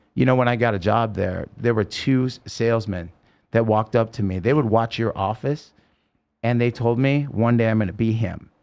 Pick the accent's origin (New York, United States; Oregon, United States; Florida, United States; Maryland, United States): Oregon, United States; now in Las Vegas, United States; I grew up in Oregon and it's beautiful